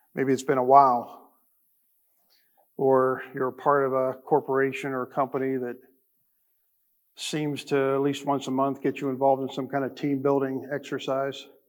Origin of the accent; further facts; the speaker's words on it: United States; being an American Christian